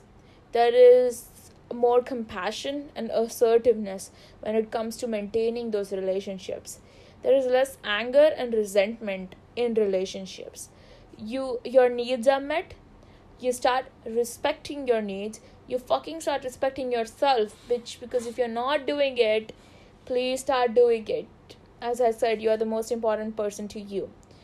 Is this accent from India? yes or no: yes; India; we are Indian